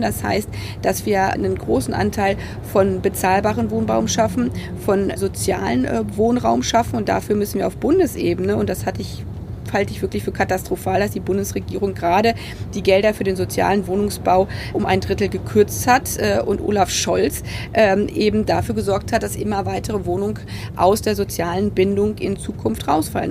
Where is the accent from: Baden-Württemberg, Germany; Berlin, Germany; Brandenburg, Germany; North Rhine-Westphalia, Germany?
Brandenburg, Germany; Potsdam; ist für mich Potsdam nicht nur meine Heimat